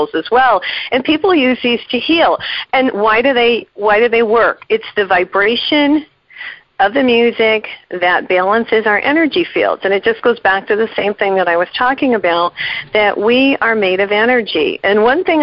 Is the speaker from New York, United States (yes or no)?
no; New Mexico, United States; I'm from New Mexico.